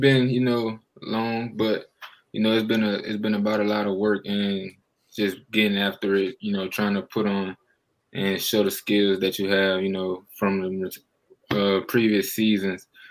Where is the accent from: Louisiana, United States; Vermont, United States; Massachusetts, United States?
Louisiana, United States; New Orleans; being from New Orleans, that's my hometown